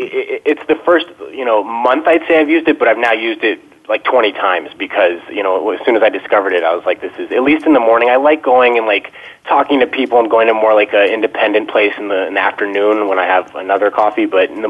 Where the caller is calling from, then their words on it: Los Angeles, California, United States; I'm calling from Los Angeles